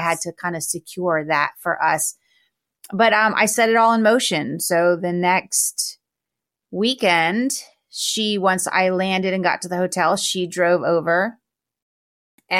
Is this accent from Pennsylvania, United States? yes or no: no; Florida, United States; growing up in Florida